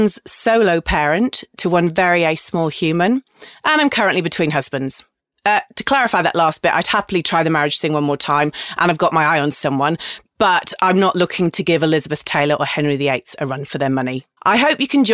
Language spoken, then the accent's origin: English; England, United Kingdom; moved away as an adult; now in Sydney, Australia; I'm an English, curly-haired Capricorn